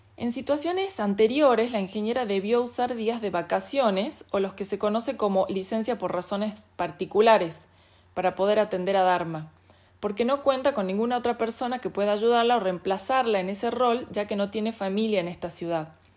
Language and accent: Spanish; Salta, Argentina; soy salteña